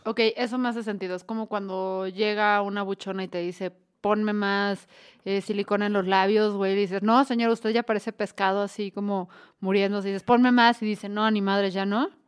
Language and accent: Spanish; Guadalajara, Jalisco, Mexico; somos de Guadalajara también